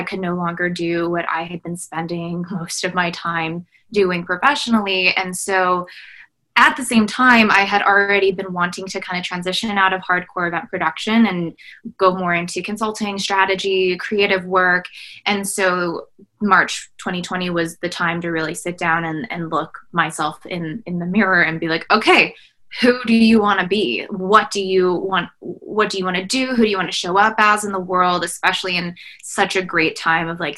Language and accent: English; United States; I am a daughter of immigrants and refugees. I'm a first generation Vietnamese Laos American.